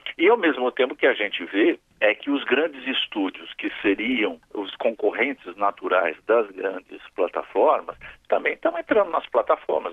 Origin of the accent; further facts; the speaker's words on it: Brazil; Como brasileiro